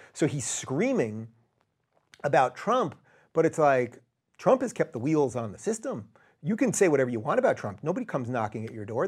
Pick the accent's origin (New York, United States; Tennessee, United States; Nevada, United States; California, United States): New York, United States; New York City; in my hometown of New York City